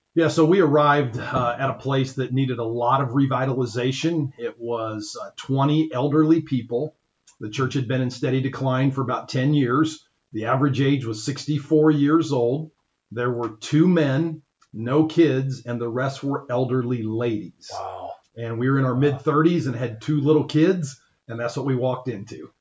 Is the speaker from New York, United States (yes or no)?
no; Ankeny, Iowa, United States; now in Crawfordsville, United States; I grew up in Ankeny, Iowa